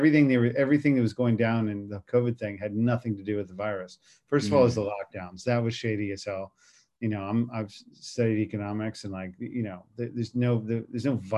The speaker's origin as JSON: {"language": "English", "town": "Washington", "region": "District of Columbia", "country": "United States", "said": "I'm from Washington, D.C."}